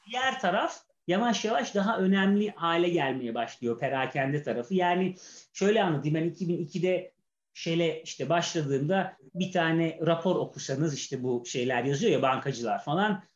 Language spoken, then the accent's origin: Turkish; Istanbul, Turkey; 1979 yılında doğdum. Ee, Şişli'de hatta şimdi bizim ofise de çok uzak olmayan bir yer